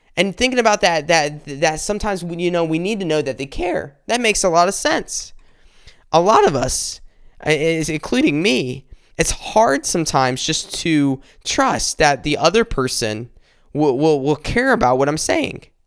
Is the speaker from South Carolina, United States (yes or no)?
yes; South Carolina, United States; we, we grew up in South Carolina. We went to school, uh, together in South Carolina